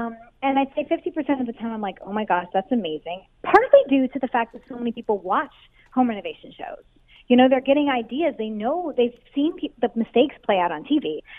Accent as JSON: {"language": "English", "region": "Ontario", "country": "Canada", "tie": "born or raised there", "said": "Yeah, we actually were born and raised in Canada. Dave's from Ottawa, and I'm from, I don't know, I'm from all over Ontario."}